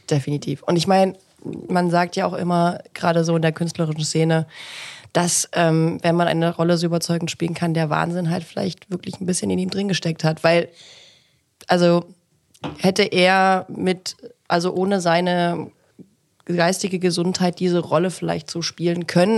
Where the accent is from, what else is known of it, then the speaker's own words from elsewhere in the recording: Ilmenau, Thuringia, Germany; moved away; meine Heimatstadt in den Lindenlichtspielen Ilmenau